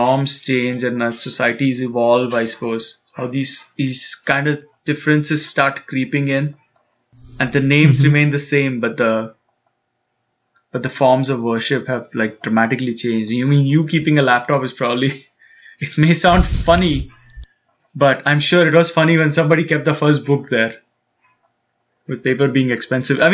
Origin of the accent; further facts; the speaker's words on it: Mumbai, Maharashtra, India; growing up in Bombay